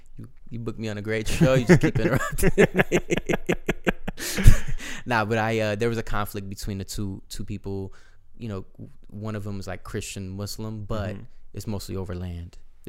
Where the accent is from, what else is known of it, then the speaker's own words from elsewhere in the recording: Azerbaijan; born there; Born in Azerbaijan.